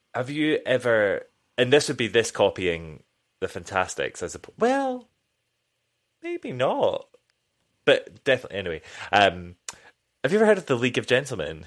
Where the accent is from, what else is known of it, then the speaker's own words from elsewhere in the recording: United Kingdom; as a British person